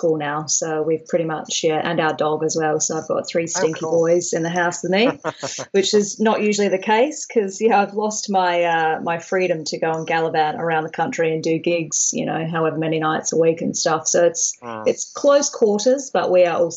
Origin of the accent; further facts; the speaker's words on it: Australia; now in Brighton, United Kingdom; I'm from Australia